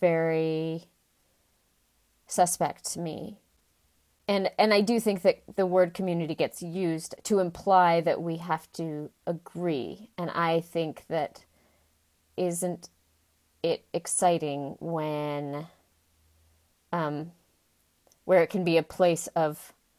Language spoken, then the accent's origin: English; United States; I'm American and coming from a United States context.